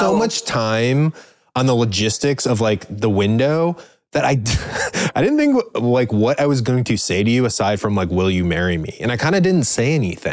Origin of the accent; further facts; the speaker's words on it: Cleveland, Ohio, United States; we're from the Cleveland area.